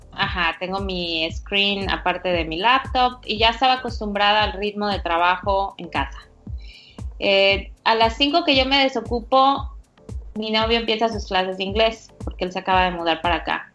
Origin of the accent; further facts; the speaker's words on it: Veracruz, Mexico; also born or lived in Houston; now in New York, United States; yo soy mexicana, ah, soy de Veracruz